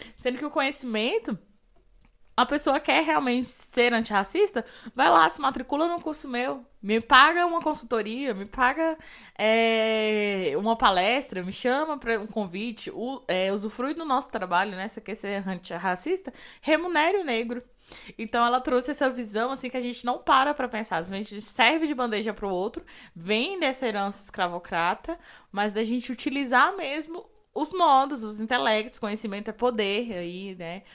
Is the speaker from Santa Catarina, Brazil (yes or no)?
no; Ceilândia, Federal District, Brazil; Lá na Ceilândia, na minha quebrada